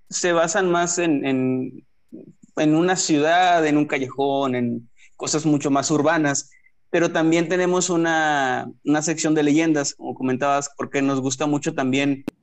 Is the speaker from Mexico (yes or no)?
yes; northern Mexico, Mexico; Como en mi caso como un mexicano norteño, está bien complicado conocer qué leyendas existen en Kazajistán